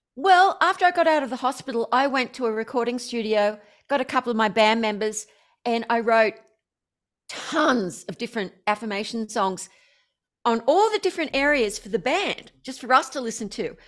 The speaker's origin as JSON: {"language": "English", "country": "Australia", "said": "I'm obviously Australian."}